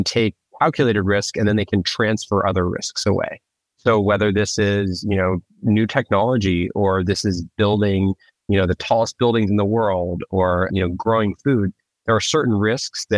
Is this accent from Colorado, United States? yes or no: yes; Colorado, United States; I am originally from Colorado